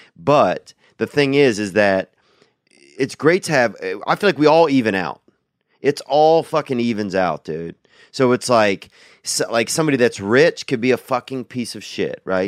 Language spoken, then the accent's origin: English; Louisiana, United States; I grew up in Louisiana